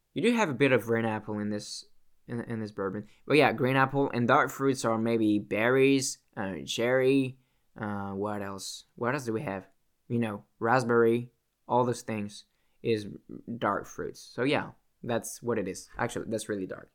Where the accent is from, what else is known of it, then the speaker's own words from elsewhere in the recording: Canada; I'm Canadian